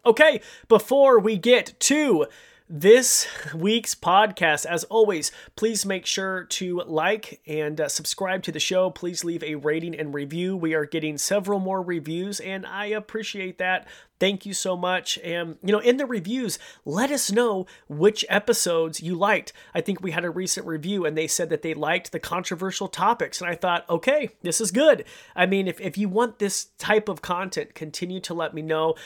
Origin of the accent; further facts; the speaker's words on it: Idaho, United States; I grew up in Idaho